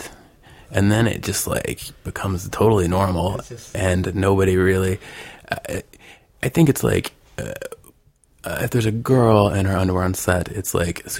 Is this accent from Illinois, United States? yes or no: no; Arkansas, United States; now in Los Angeles, United States; I'm originally from Arkansas, which is, you know, kind of right in the middle of the country, in the South.